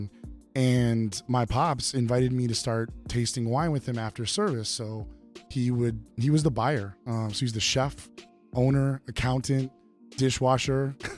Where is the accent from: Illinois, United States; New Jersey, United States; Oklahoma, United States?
Illinois, United States; Evanston; born and raised in Evanston, Illinois, about 20 miles north of Chicago